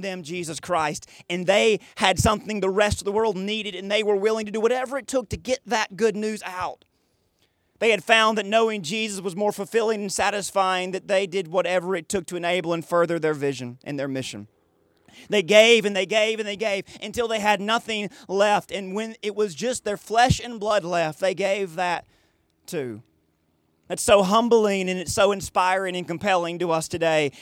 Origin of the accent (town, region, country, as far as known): United States